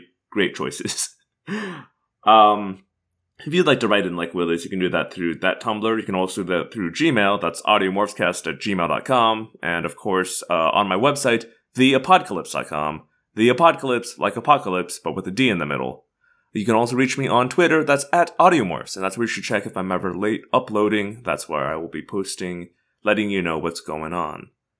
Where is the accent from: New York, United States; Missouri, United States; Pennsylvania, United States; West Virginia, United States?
Missouri, United States; I grew up in Missouri, swimming in backcountry rivers